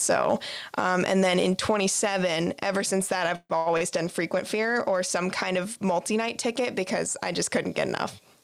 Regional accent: Tampa Bay area, Florida, United States; I grew up in the Tampa Bay area

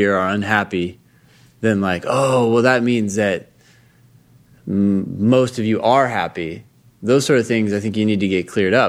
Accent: Palo Alto, California, United States; I'm from Palo Alto

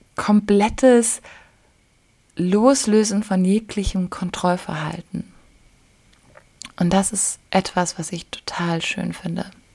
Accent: Germany; now in Bali, Indonesia; ich als Deutsche

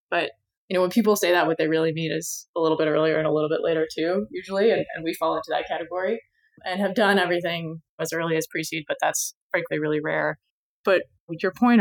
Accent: Arizona, United States; moved away as an adult; also born or lived in Pennsylvania / Boston; I grew up in Arizona.

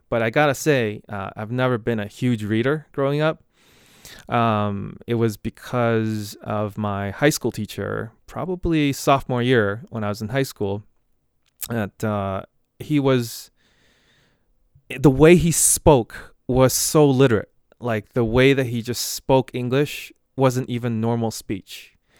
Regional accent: Boston, Massachusetts, United States; I'm from Boston area

